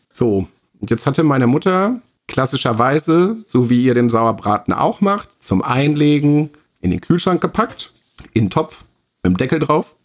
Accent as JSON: {"language": "German", "region": "Rhineland", "country": "Germany", "moved": "yes", "said": "bei uns im Rheinland"}